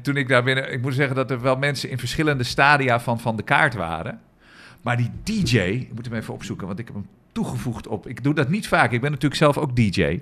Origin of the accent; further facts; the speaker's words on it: Amsterdam, North Holland, Netherlands; voor ons als Amsterdammers